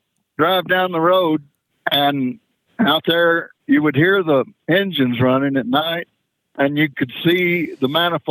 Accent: Texas, United States; now in Cheyenne, United States; I grew up in Texas

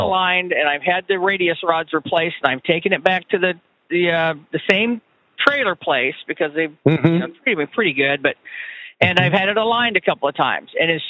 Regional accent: Florida, United States; now in Missouri, United States; I'm not in Florida, but I'm from Florida

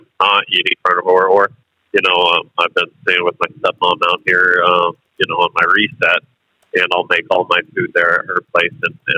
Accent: North Carolina, United States; now in Cheyenne, United States; I grew up in North Carolina

